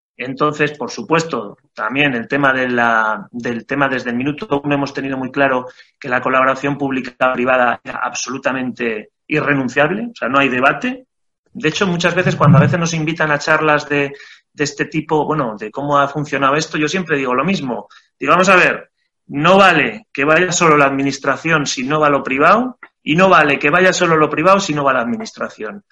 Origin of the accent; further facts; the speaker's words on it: Aínsa, Aragon, Spain; los socios fundadores somos todos de AINSA